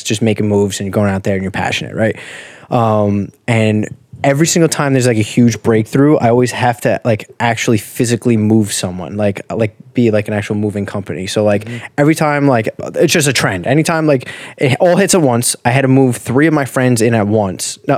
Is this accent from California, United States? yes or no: no; Farmingdale, New York, United States; my hometown from Farmingdale.